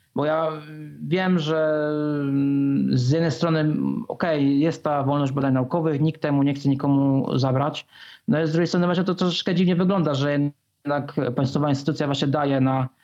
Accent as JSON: {"language": "Polish", "area": "Bydgoszcz area", "region": "Kuyavian-Pomeranian Voivodeship", "country": "Poland", "said": "pochodzę z, pochodzę z okolic Bydgoszczy"}